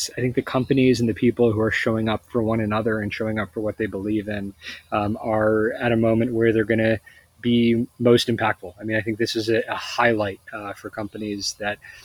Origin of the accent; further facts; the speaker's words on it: Bay Area, California, United States; we're from the Bay Area